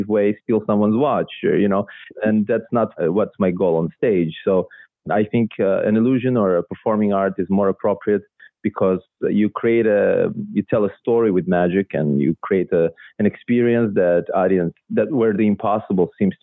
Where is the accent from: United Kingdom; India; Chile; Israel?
Israel; first language Russian; English is a second language; also born or lived in Belarus; now in Vancouver, Canada; I was born in Belarus, or at that time, Soviet Union. Mm-hmm. And it was, my first language was Russian. And then I moved when I was 8 to Israel with my family. I grew up there